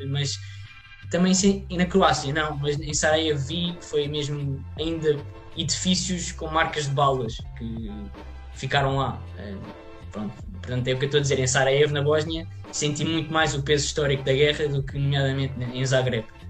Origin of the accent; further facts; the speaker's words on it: Portugal; sendo português